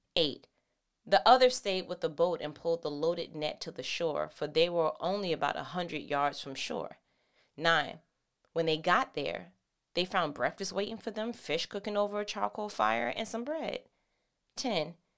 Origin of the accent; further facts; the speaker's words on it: New York City, New York, United States; that's where I'm from